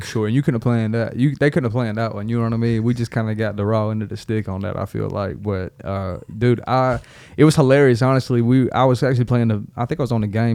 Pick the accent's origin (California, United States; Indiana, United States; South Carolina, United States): South Carolina, United States; Darlington; moved away as an adult; also born or lived in Charleston, South Carolina / Columbia, South Carolina / Lexington, South Carolina; now in Nashville, United States; A little club called Carolina Nightlife, which is right there in Darlington, South Carolina